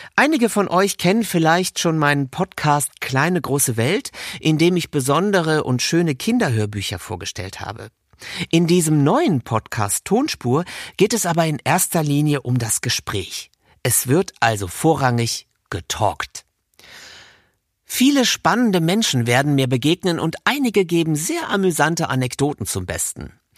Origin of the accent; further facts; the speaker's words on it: Rhineland, Germany; moved away; Heute hat es mich ins Rheinland verschlagen, meine alte Heimat, genauer gesagt nach Köln